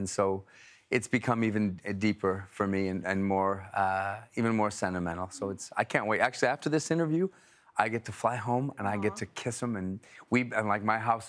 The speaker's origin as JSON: {"language": "English", "country": "Canada", "said": "I'm Canadian."}